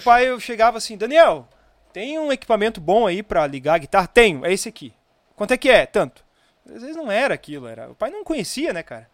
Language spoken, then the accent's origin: Portuguese; Viamão, Rio Grande do Sul, Brazil; also born or lived in Osório; eu sou natural de Viamão